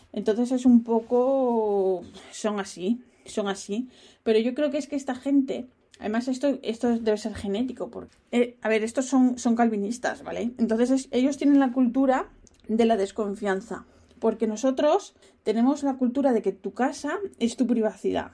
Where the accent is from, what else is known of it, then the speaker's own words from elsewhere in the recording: Spain; moved away as an adult; now in Netherlands; soy española